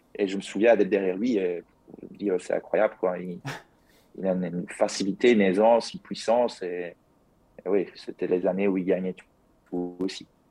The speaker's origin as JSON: {"language": "French", "area": "province of Liège", "region": "Wallonia", "country": "Belgium", "said": "je viens de la province de Liège, donc euh, ça, ça, doit s'entendre à mon accent d'ailleurs"}